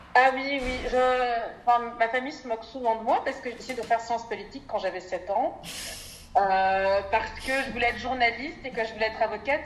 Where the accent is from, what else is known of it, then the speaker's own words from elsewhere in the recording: Brussels, Brussels-Capital Region, Belgium; also born or lived in Bukavu, Congo / Verviers, Belgium; puis on a ensuite euh, déménagé à Bruxelles, j'ai fait le reste de mon parcours scolaire et universitaire